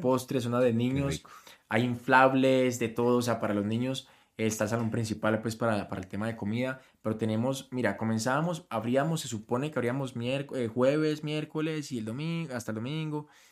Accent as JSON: {"language": "Spanish", "country": "Colombia", "said": "siendo colombiano."}